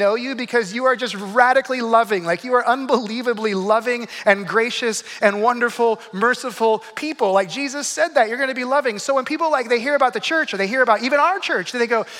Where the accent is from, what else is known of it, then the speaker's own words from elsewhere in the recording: Arizona, United States; also born or lived in Flagstaff; I grew up in Arizona